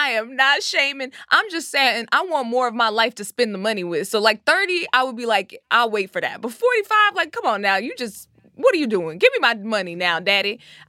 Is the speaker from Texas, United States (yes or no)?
yes; Frisco, Texas, United States; I'm from Frisco, Texas.